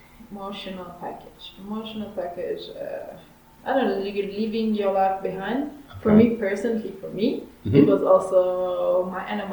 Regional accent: Israel; I'm from Israel

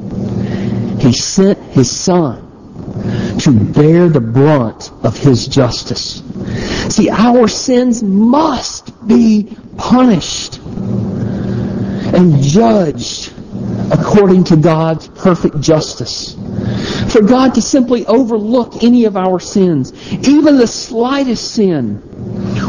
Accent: the South, United States; also born or lived in South Carolina; when I grew up in the South, out in the country

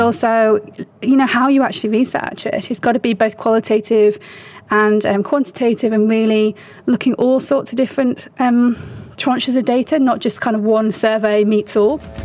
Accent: United Kingdom; moved away as an adult; also born or lived in China; I'm British. I was raised in the UK

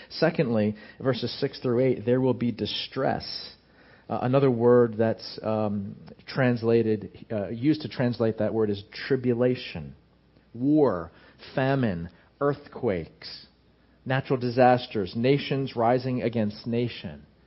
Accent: United States; American Christians

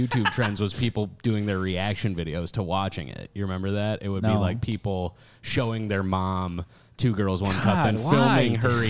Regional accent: Stillwater, Minnesota, United States; I was raised in the East Metro of the Twin Cities

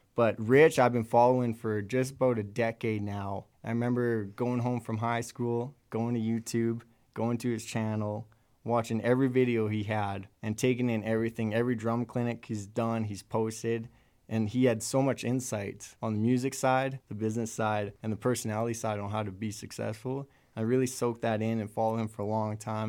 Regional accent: Lethbridge, Alberta, Canada; I'm from Lethbridge, Alberta.

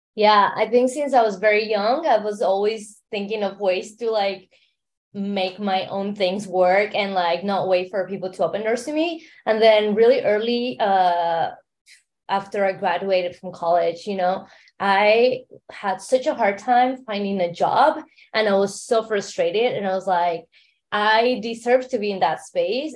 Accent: Mexico City, Mexico; accent: Mexican; now in San Francisco, United States; I am based in San Francisco to begin, but I grew up in Mexico City. So um, you hear that accent, it's Mexican accent

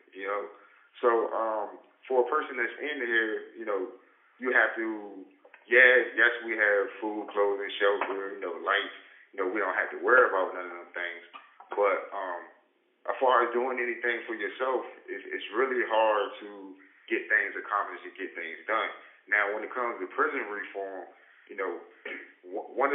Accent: Landover, Maryland, United States; I'm from Maryland, you know, Landover, Killand

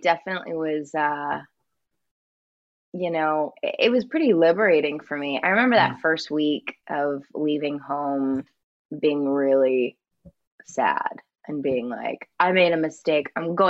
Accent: San Jose, California, United States; Yeah, it's like the Bay Area, California.

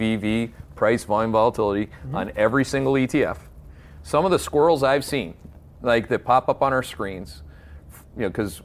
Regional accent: Canada; now in United States; I take great pride as a Canadian.

